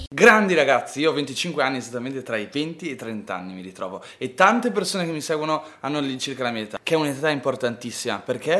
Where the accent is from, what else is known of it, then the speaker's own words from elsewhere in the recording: Ferrara, Emilia-Romagna, Italy; io vengo da Ferrara